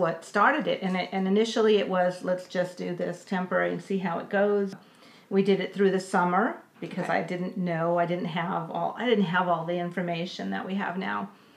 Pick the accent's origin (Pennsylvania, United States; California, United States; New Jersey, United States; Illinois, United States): California, United States; Los Angeles; moved away; I grew up in Los Angeles, went through LA Unified